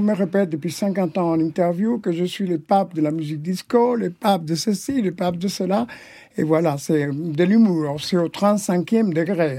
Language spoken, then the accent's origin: French; Havana, Cuba; moved away as an adult; also born or lived in Paris, France; now in France; Je suis né à La Havane, Cuba, oui.